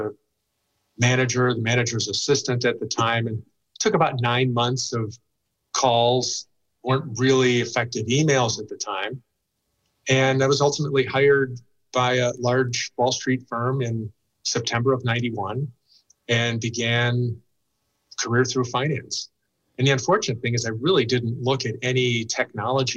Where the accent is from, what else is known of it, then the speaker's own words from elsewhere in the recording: a suburb of Chicago, Illinois, United States; I grew up in a suburb of Chicago.